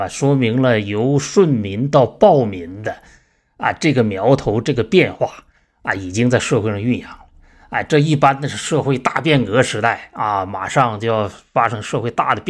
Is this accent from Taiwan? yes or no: no; China; 那我们中国人呢是被杀了，这二十年算一代的话，这两千来年啊，被我们被杀了将近一百代了。